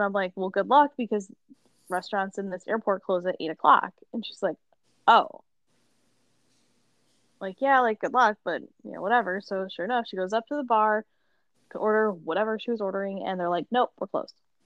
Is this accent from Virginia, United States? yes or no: no; Buffalo, New York, United States; I'm like so from Buffalo